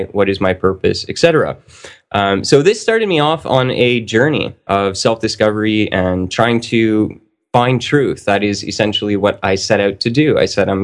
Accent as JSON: {"language": "English", "country": "Canada", "said": "I'm a Canadian. I grew up in a Catholic family"}